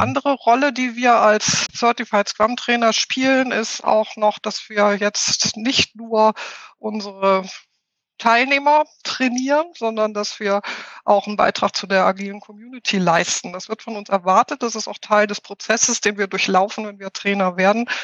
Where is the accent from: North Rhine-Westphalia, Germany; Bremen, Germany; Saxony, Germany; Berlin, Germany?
North Rhine-Westphalia, Germany; Ruhr area; moved away as an adult; also born or lived in Hamburg; now in near Munich, Germany; ich bin im Ruhrpott aufgewachsen. Das ist auch das, glaube ich, was meine Aussprache am meisten prägt